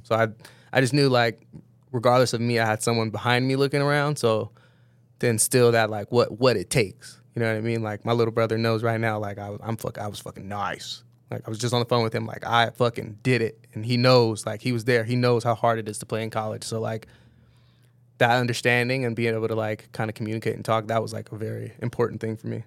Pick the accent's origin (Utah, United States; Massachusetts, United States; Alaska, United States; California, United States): California, United States; Downey; also born or lived in Berkeley, California; grew up in L A, moved down to L A probably like kindergarten, first grade maybe